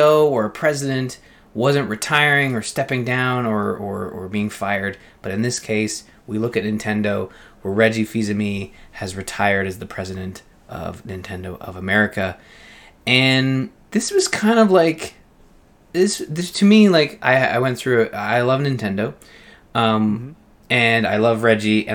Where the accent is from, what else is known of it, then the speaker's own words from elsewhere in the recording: Canada; being Canadian